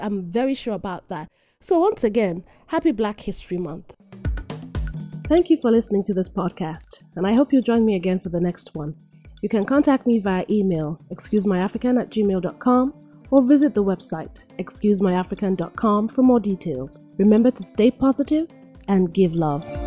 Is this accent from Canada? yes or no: no; Nigeria; moved away; I am Nigerian and proudly so